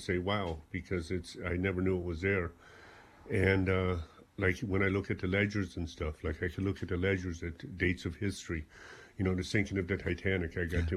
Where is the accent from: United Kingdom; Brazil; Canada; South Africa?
South Africa; moved away as an adult; now in Ballyporeen, Ireland; I came from South Africa